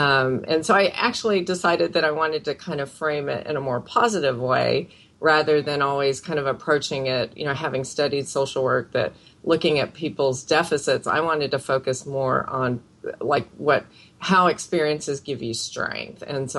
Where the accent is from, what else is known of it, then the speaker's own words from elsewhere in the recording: Philippines; born there; I can't really claim, I'm from this area, except for that I was born in the Philippines.